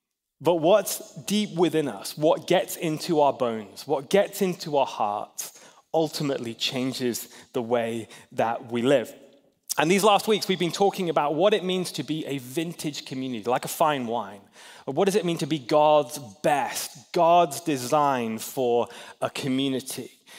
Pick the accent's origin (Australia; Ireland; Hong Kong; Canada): Hong Kong; now in United States; I grew up in Hong Kong mostly.